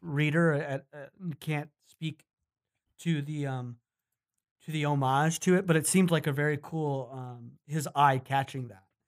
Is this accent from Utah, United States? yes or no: yes; Utah, United States; now in Los Angeles, United States; Utah, my home state